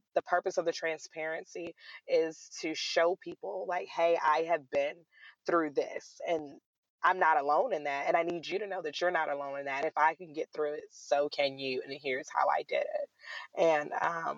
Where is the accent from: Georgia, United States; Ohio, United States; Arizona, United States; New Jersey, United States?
Georgia, United States; Atlanta; also born or lived in Raleigh, North Carolina; I am born and raised in Atlanta, Georgia